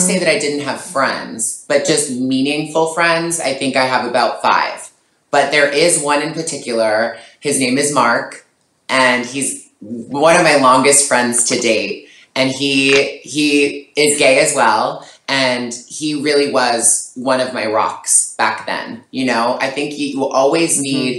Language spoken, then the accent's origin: English; Toronto, Ontario, Canada; moved away; also born or lived in Montreal; growing up in Toronto, which I miss so much, I can't wait for this to be over so I can come back home.